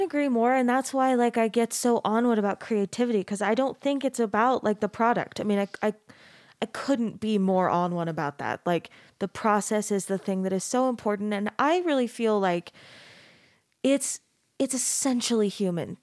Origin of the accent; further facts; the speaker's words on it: Mesa, Arizona, United States; moved away as an adult; also born or lived in Texas; now in Utah, United States; I grew up in Mesa, which is a super super Mormon place, but it's not like quite exactly the same flavor as Utah